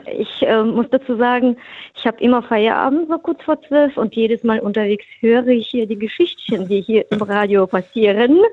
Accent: Frankfurt, Hesse, Germany; now in Rust, Germany; Ich komme ursprünglich aus Hesse, aus Frankfurt

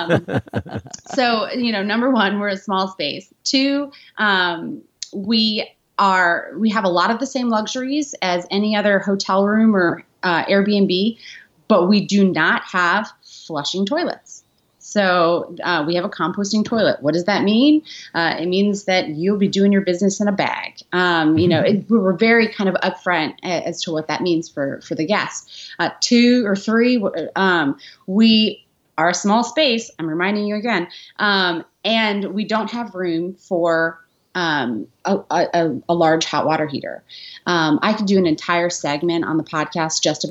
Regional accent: New York, United States; also born or lived in Washington, D.C.; now in Nashville, United States; I'm from New York and I lived in D.C. For 8 years

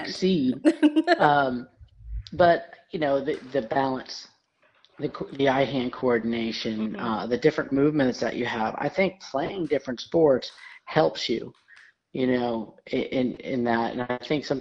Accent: Voorheesville, New York, United States; now in Atlanta, United States; I am from a small town in upstate New York called Voorheesville, New York.

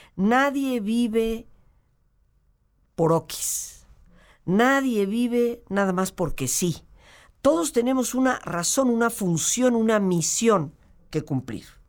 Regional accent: Mexico

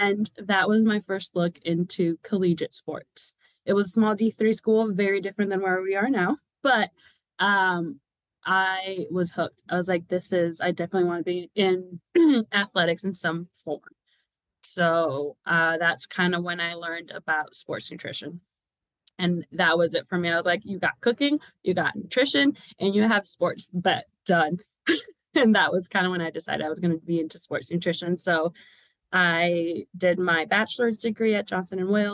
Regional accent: Puerto Rico; now in Kentucky, United States; I was born and raised in Puerto Rico

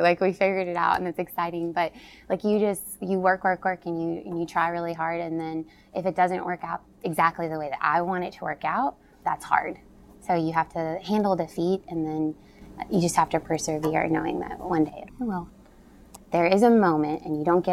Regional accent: Simpsonville, Kentucky, United States; I grew up in Simpsonville, Kentucky, which is an hour from Lexington, so I'm homegrown Kentucky bred girl.

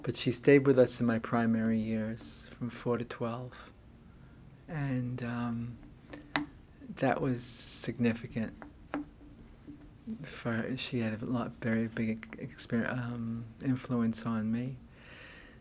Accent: New York City, New York, United States; born or raised there; also born or lived in Bronx, New York

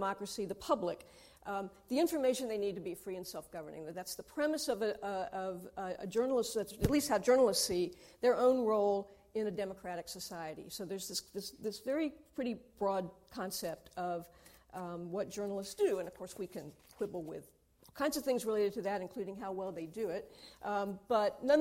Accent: United States; I'm American

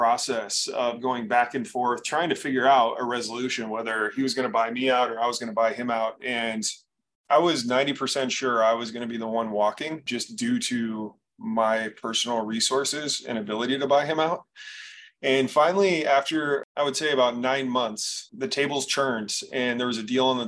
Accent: Bay Area, California, United States; moved away as an adult; now in Arizona, United States; I was born and raised in the Bay Area

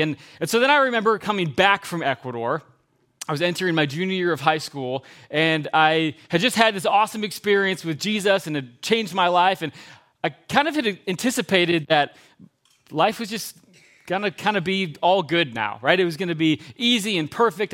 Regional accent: Geneva, United States; I grew up in Geneva when I was a kid

